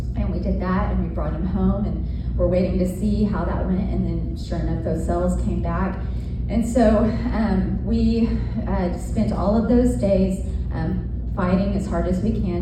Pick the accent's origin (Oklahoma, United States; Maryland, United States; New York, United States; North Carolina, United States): Oklahoma, United States; Seminole; I grew up in Seminole, Oklahoma. It's a small town